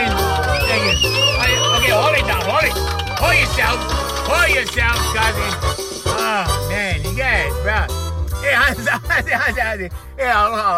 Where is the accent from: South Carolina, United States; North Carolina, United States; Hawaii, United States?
Hawaii, United States; moved away; Maybe it was my island, you know, because I'm from Hawaii, right? We over here